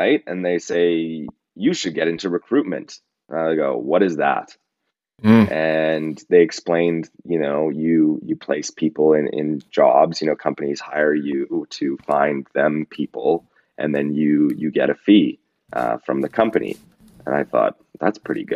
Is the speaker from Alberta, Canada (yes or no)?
yes; Calgary, Alberta, Canada; moved away as an adult; now in Toronto, Canada; So I'm from Calgary. I grew up there.